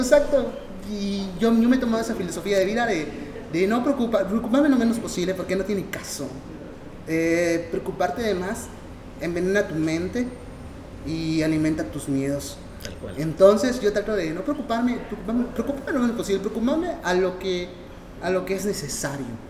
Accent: Mexico; nosotros como mexicanos

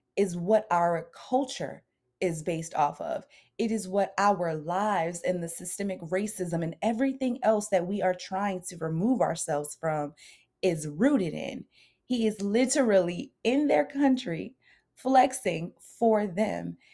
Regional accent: United States; We as Americans

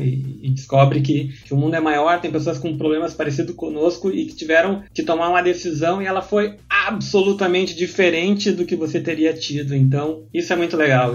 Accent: Porto Alegre, Rio Grande do Sul, Brazil; accent: gaúcho; Eu venho aqui de Porto Alegre

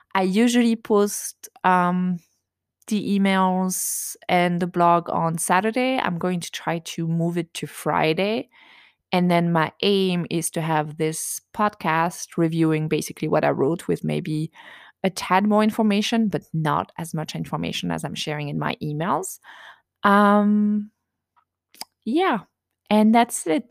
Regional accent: France; accent: French; English is a second language; moved away as an adult; also born or lived in United States; now in near Washington, D.C., United States; I was raised in a tiny village in France

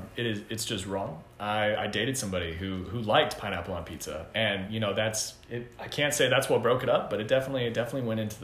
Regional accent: Arlington, Texas, United States; moved away; I'm originally from Arlington, Texas.

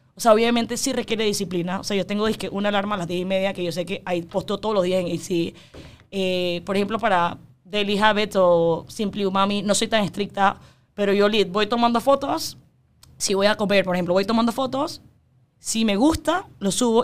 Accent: Panama; yo soy panameña, yo, mis papás son 100% chinos, yo soy 100% china de ADN, pero yo nací aquí y todos mis amigos son de aquí

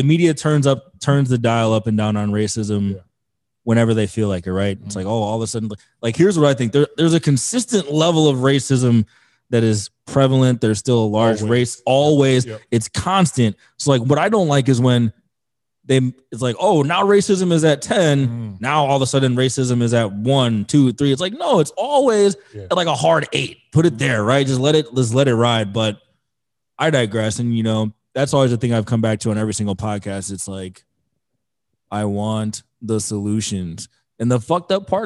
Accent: Wisconsin, United States; moved away; in Milwaukee, in my home state

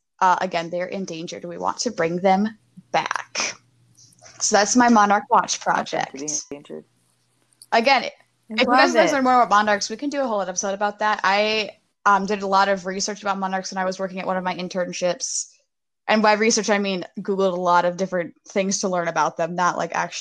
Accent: Minnesota, United States; I'm from Minnesota

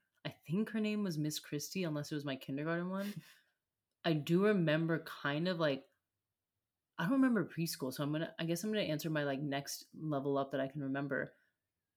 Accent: United States; as an American

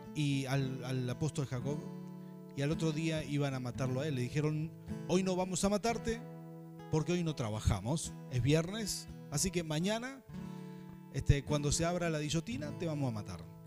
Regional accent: Rafaela, Santa Fe, Argentina; moved away as an adult; also born or lived in Buenos Aires; crecí en Rafaela, mi ciudad natal

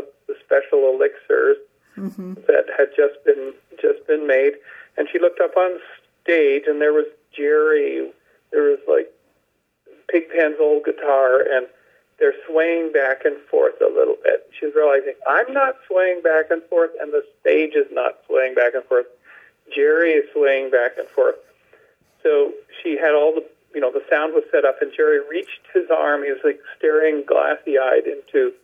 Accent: Western Canada, British Columbia, Canada; growing up in Western Canada, in British Columbia

